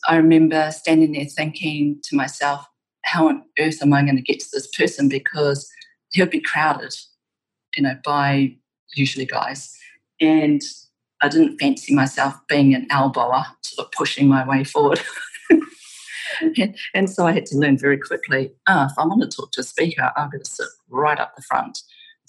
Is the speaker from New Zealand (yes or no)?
yes; New Zealand; I'd be like, New Zealand